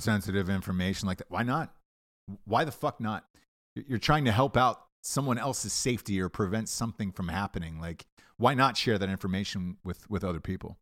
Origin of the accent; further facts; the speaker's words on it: United States; us as Americans